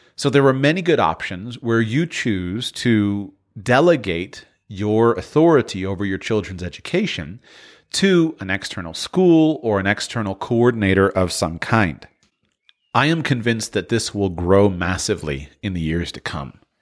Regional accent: Florida, United States; I'm from Florida

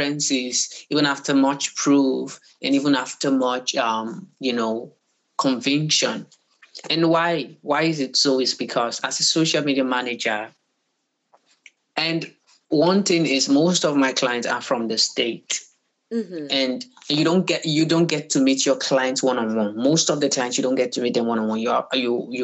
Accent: Nigeria; being a Nigerian comes with it's hectic, you know, dealings

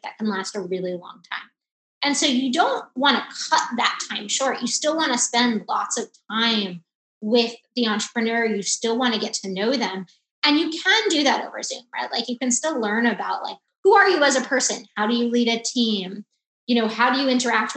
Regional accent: South Florida, United States; now in Chicago, United States; I'm actually originally from South Florida

